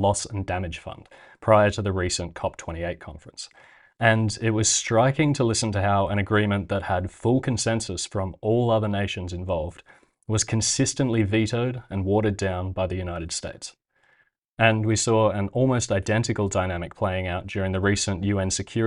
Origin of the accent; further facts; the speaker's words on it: Australia; As an Australian